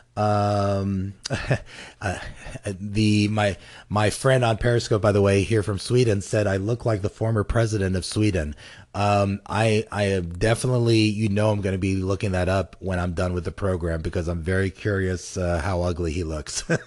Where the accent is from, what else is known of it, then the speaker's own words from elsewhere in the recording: United States; the United States, of course, because I'm American and I was born here